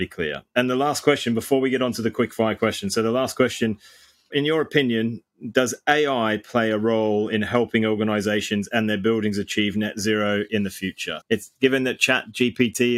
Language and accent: English; Australia; I'm Australian